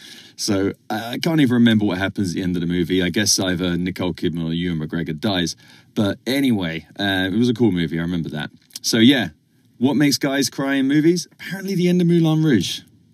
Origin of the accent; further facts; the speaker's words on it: England, United Kingdom; moved away; growing up in England